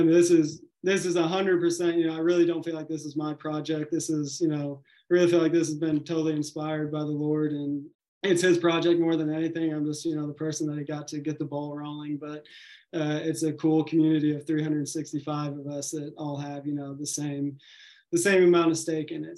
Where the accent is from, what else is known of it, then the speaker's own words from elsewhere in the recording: Nashville, Tennessee, United States; I grew up in Nashville